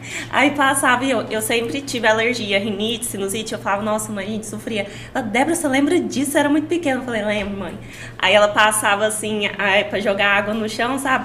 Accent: Caldas Novas, Goiás, Brazil; Minha mãe é do Paraná e meu pai é goiano. Aí eu nasci aqui.

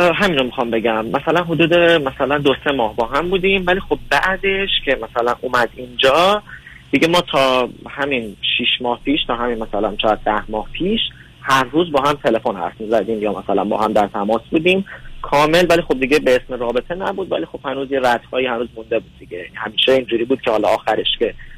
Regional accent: Tehran, Tehran Province, Iran; moved away as an adult; now in Toronto, Canada; از تهران بله دانشجوی اومدم

